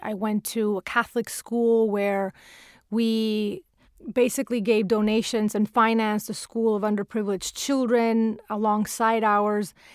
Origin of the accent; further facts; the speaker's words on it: Venezuela; English is a second language; moved away as an adult; now in United States; the little girl growing up in South America